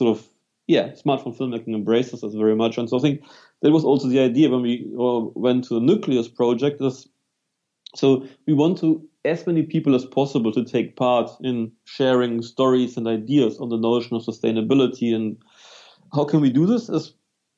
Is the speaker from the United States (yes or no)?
no; Germany; accent: German; English is a second language; moved away as an adult; also born or lived in London, United Kingdom / New Zealand / Wellington, New Zealand; now in Melbourne, Australia; as you can hear, I'm from Germany originally, so I can't hide my accent